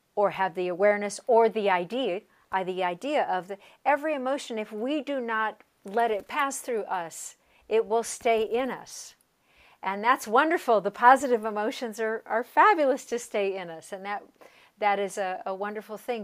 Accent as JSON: {"language": "English", "region": "Colorado", "country": "United States", "tie": "born or raised there", "said": "where I grew up in Colorado."}